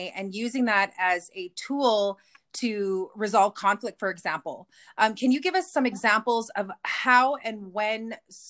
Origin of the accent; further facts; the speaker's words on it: Kehewin Cree Nation, Alberta, Canada; I'm from the Kihiwin Cree Nation here in Treaty 6 territory.